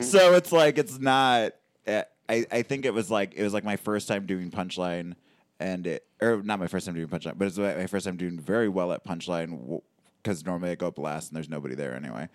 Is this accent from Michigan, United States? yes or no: yes; Sterling Heights, Michigan, United States; I grew up in Sterling Heights